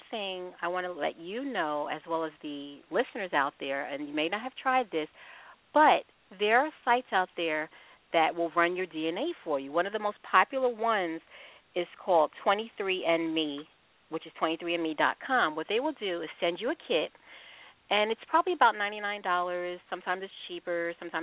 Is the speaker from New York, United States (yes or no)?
yes; Long Island, New York, United States; I'm from New York, and I'm adopted as well. I was raised on Long Island